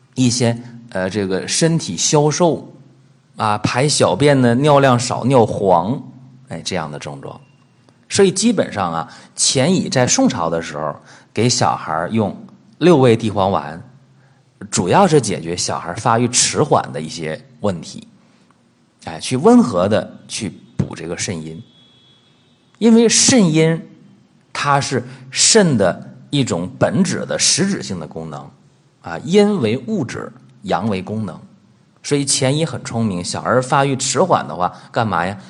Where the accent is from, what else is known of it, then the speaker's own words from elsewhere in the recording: China; 在我们中国人的这个口口相传当中